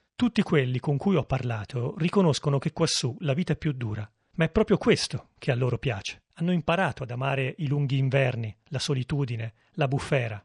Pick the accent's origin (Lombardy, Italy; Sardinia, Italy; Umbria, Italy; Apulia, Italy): Umbria, Italy; Foligno; moved away; also born or lived in Siena; Quando torno a casa, a Foligno, o quando attraverso le vie di Siena dove ho studiato